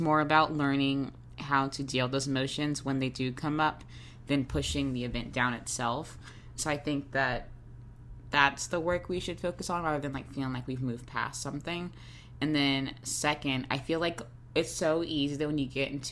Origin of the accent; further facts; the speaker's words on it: Jacksonville, Florida, United States; I'm from the South, I'm from Jacksonville